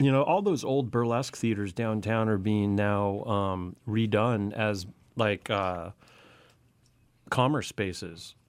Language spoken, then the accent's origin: English; Santa Monica, California, United States; I'm born and raised in Santa Monica.